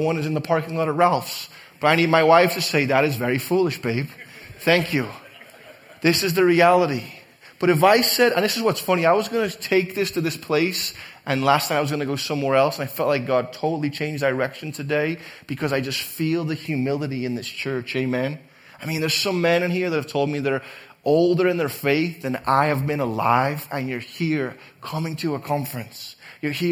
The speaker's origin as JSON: {"language": "English", "town": "Liverpool", "region": "North West England", "country": "United Kingdom", "tie": "born or raised there", "moved": "yes", "lives_now": "United States", "said": "growing up in Liverpool, England"}